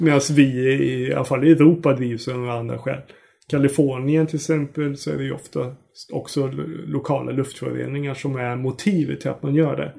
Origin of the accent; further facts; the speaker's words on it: Sweden; oss tror jag som svenskar